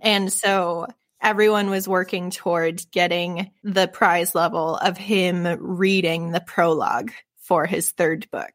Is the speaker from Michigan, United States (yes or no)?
yes; Michigan, United States; I'm from Michi-, Michigan